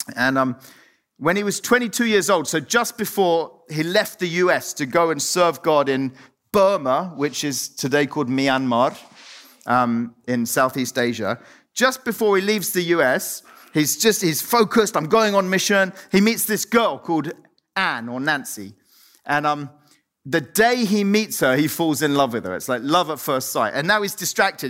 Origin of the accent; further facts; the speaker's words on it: Cyprus; moved away; I was born, I grew up in Cyprus